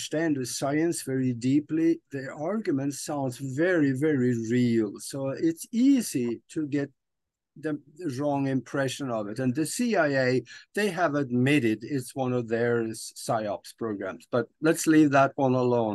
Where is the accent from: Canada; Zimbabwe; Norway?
Norway; moved away; I'm from Norway originally